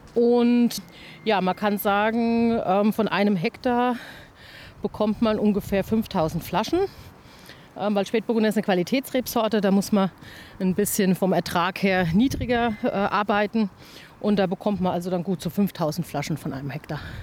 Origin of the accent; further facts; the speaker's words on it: Klingenberg am Main, Bavaria, Germany; bei uns in Klingenberg